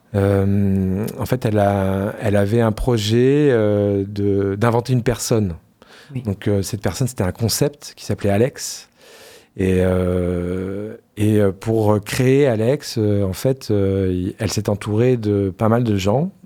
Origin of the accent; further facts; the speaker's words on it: Poitiers, Nouvelle-Aquitaine, France; moved away as an adult; also born or lived in Paris / Lyon / Marseille; je suis parti assez longtemps de Poitiers